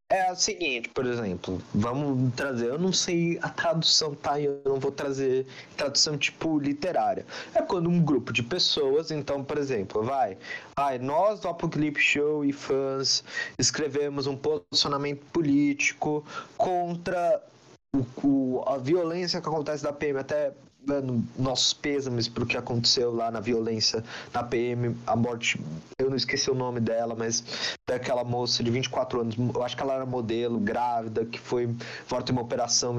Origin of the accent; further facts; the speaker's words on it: Brazil; eu sou brasileiro